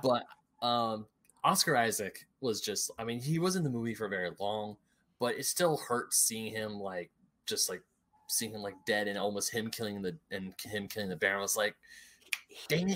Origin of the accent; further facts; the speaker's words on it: United States; I grew up in America